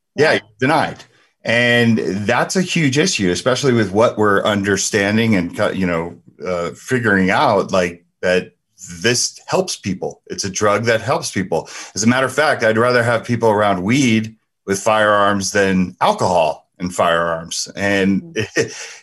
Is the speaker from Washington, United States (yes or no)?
no; New Jersey, United States; moved away as an adult; also born or lived in Ohio; we were from back east, right? We're from Jersey.